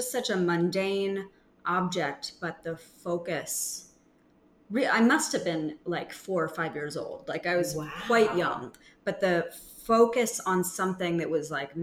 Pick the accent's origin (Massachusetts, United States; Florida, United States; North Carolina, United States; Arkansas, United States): Massachusetts, United States; Groton; also born or lived in New York; I grew up in Massachusetts. I was born in New York, but I was a baby. So, I grew up in Groton, Massachusetts